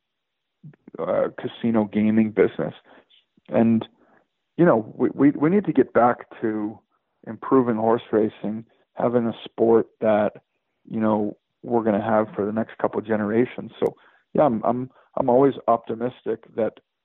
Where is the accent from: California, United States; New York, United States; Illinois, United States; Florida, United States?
Illinois, United States; Chicago; now in Lexington, United States; I moved to Lexington, Kentucky. I'm from Chicago